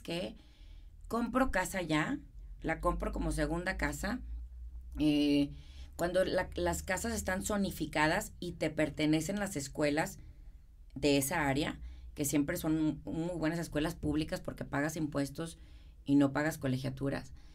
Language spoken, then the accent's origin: Spanish; Monterrey, Nuevo León, Mexico; accent: regio; moved away as an adult; now in Houston, United States; yo soy de Monterrey